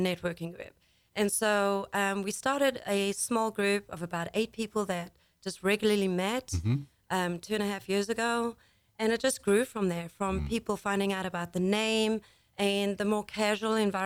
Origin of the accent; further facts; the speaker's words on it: Port Elizabeth, Eastern Cape, South Africa; moved away; I'm actually from Port Elizabeth, which is about 700 miles east of Cape Town